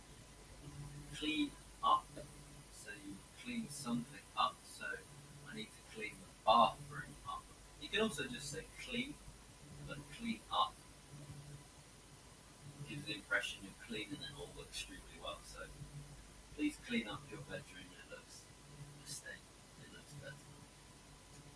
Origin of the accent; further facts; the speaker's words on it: England, United Kingdom; So I come from England. That just means I'm from England, I was born in England.